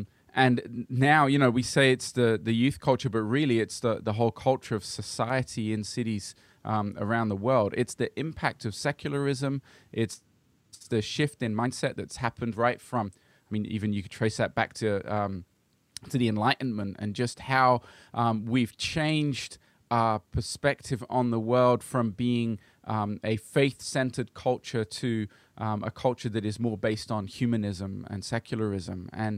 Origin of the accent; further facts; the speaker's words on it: Brazil; my parents were missionaries, and I grew up in Brazil because of that.